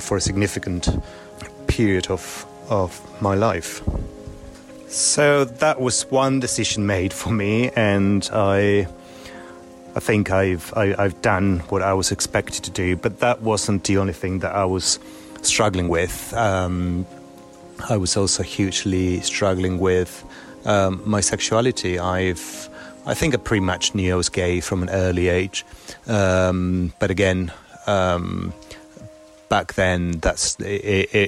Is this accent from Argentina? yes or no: yes; Buenos Aires, Argentina; now in Germany; I basically grew up in Argentina